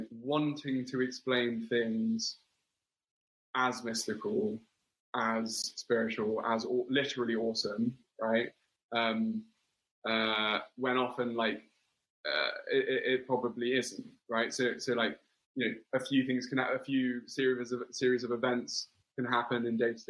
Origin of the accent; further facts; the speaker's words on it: London, United Kingdom; accent: English; I grew up in London and Wimbledon